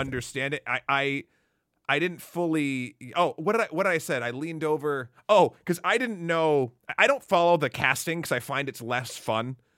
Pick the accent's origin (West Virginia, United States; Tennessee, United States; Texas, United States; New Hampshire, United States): New Hampshire, United States; moved away as an adult; now in New York, United States; I'm from New Hampshire